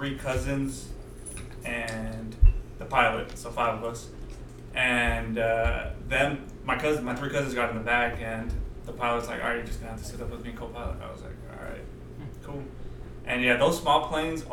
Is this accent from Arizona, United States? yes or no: yes; Phoenix, Arizona, United States; moved away as an adult; also born or lived in Durango, Mexico / Culiacán, Sinaloa, Mexico; from preschool to, like, high school, I grew up there.